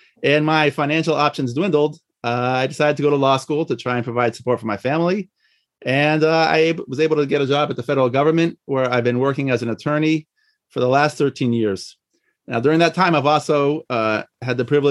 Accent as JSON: {"language": "English", "town": "Washington", "region": "District of Columbia", "country": "United States", "tie": "born or raised there", "also_born_or_lived": "Monsey / Israel", "moved": "as an adult", "said": "was born and raised in the Washington, D.C. area"}